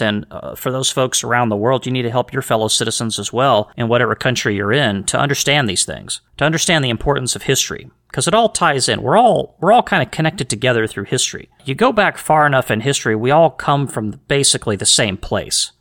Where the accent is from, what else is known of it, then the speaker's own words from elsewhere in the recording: United States; I'm from the United States.